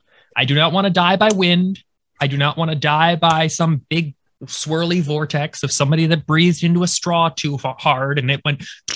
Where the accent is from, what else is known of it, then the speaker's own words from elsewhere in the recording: New England, United States; I was born and raised in New England. And as someone born and raised in New England